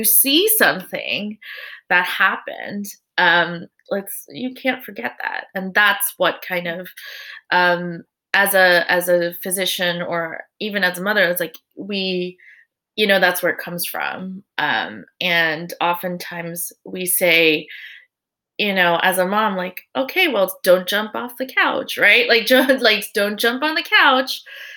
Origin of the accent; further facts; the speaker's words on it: United States; as Korean American parents